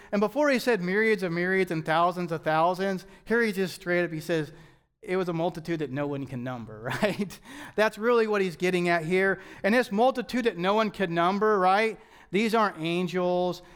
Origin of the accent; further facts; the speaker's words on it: United States; as American Christians